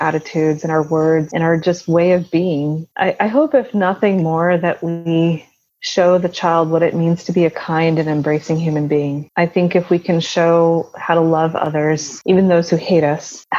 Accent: United States; also born or lived in Gujarat, India; I've established my life here and I've grown up here, so I'm just as Americanized as I am Indian

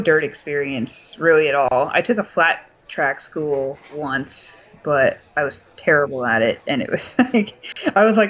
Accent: Los Angeles, California, United States; growing up in Los Angeles

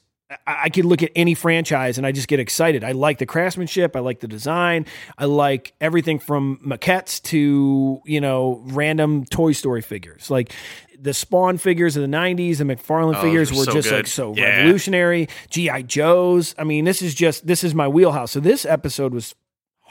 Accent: Northeast Ohio, United States; we're from Northeast Ohio

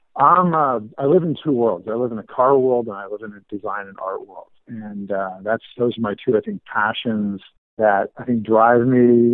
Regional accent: Los Angeles, California, United States; I grew up in Los Angeles

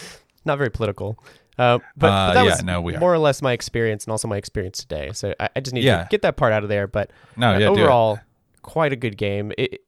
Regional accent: Ireland; as an Irishman myself, we like to do this thing where we take all of our feelings and we bundle them up into a small, tiny little box, and we put them next to our heart

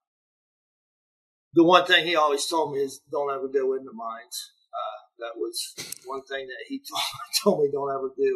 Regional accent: Cadiz, Ohio, United States; accent: Yinzer; I grew up, you know, Steubenville was only like 28 minutes from Caddis

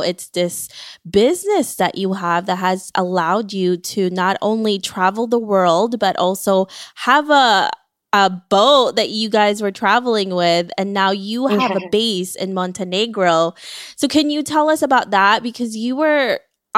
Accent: Philippines; now in United States; you and I came from the Philippines.

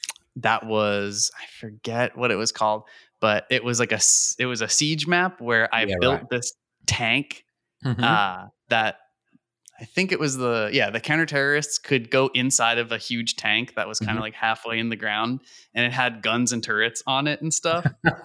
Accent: New York, United States; I grew up in New York, actually.

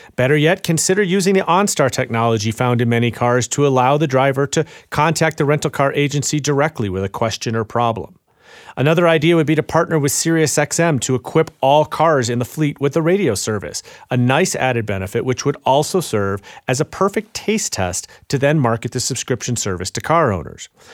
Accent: Chicago, Illinois, United States; I'm from Chicago

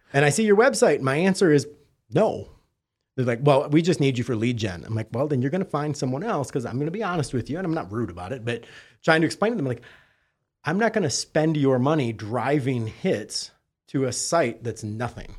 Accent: Detroit, Michigan, United States; now in Fort Lauderdale, United States; I'm actually originally from Detroit, albeit I hail from Fort Lauderdale now

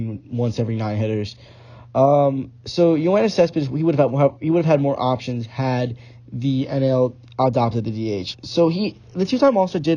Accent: Bucks County, Pennsylvania, United States; I'm from Bucks County, Pennsylvania. It's a suburb of Philly

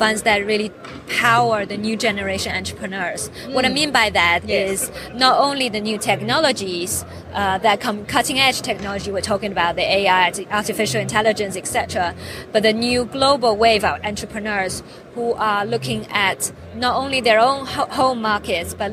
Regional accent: China; now in United Kingdom; I was born in China, grew up in China, and then went to the UK

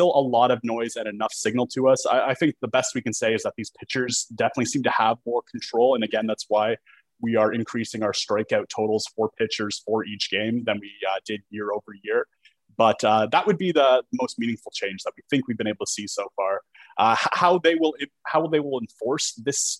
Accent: Canada; being a Canadian

